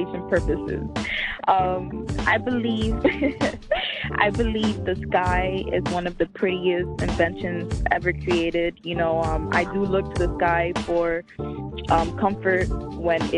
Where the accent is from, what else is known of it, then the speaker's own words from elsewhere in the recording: New York City, New York, United States; also born or lived in Miami; I was raised in the Bronx.